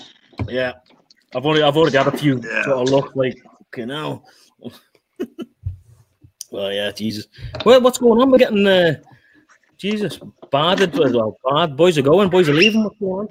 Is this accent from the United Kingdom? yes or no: yes; Liverpool, North West England, United Kingdom; moved away as an adult; now in Canada; I'm from Liverpool. I'm from a massive city back in the UK